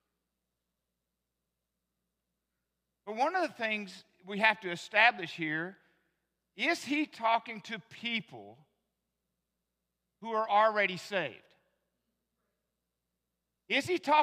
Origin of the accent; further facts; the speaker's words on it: the South, United States; moved away; I was born in the South, became a Christian in the South, I was saved in the Baptist church